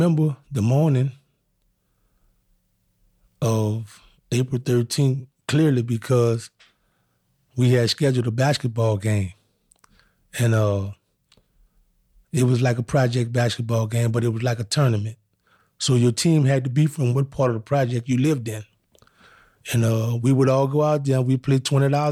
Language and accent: English; New Orleans, Louisiana, United States; I grew up in New Orleans, Louisiana